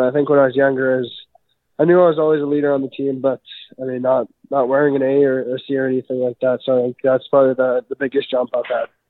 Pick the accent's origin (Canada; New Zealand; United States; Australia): Canada; Prince Albert, Saskatchewan; I grew up in Prince Albert, Saskatchewan.